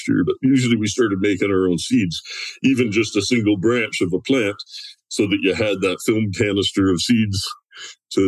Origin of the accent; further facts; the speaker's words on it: Southwestern Ontario, Canada; now in West Coast; I'm originally from, well, not the coast, I'm 4 hours from the coast, but I'm originally from Ontario. And Southwestern Ontario